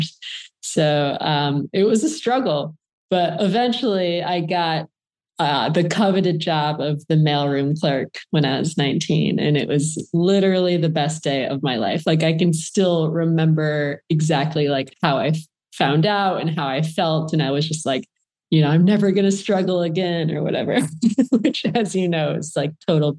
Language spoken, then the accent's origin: English; Flint, Michigan, United States; I grew up in Flint, Michigan